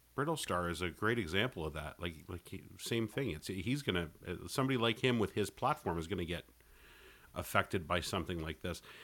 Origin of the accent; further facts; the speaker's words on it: Canada; I'm Canadian